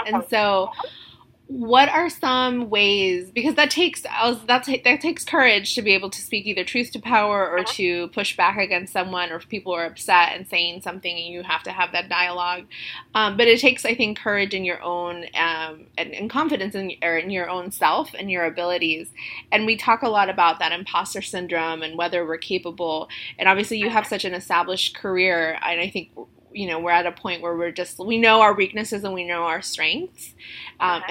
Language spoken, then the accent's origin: English; Indianapolis, Indiana, United States; moved away as an adult; now in Chicago, United States; I came from Indianapolis, which was not diverse at all